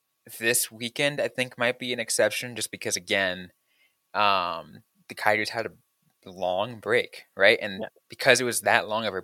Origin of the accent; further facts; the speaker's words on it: San Jose, California, United States; my hometown, my childhood team in San Jose Sharks